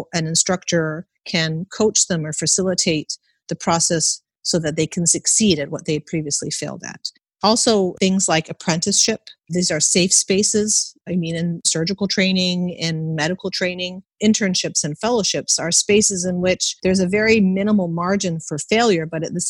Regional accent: Canada; I was born and raised in Canada, and I never took an exam in primary school. There were no exams.

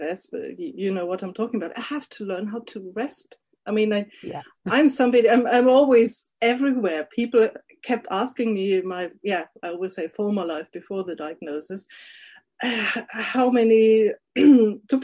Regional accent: Germany; from Germany

